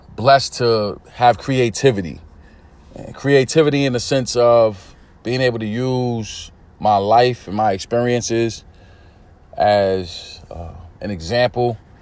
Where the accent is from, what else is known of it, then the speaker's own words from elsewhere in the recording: New York City, New York, United States; I'm from Brooklyn, New York. I'm from East New York. Inner city community